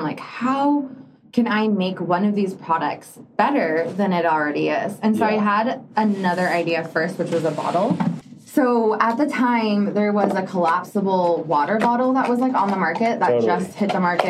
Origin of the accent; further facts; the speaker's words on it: Argentina; moved away; I grew up in Argentina.